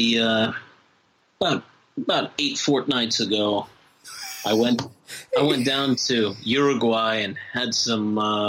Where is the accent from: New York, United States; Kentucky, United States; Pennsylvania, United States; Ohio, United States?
Kentucky, United States; I'm from Kentucky.